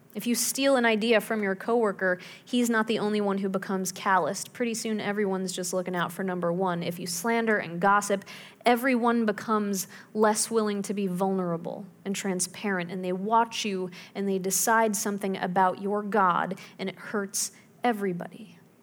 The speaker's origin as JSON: {"language": "English", "town": "Pittsburgh", "region": "Pennsylvania", "country": "United States", "tie": "born or raised there", "said": "When I was growing up in Pittsburgh"}